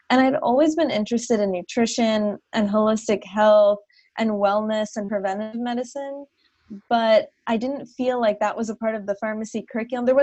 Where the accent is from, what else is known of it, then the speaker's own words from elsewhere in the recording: New Jersey, United States; moved away as an adult; also born or lived in Minnesota / Charleston, South Carolina; I'm originally from New Jersey or from the Northeast in general. Um, and then I did my undergrad out in Minnesota at Carleton College. And then after that, I moved to South Carolina to do my pharmacy training. Um, so I was in Charleston for three years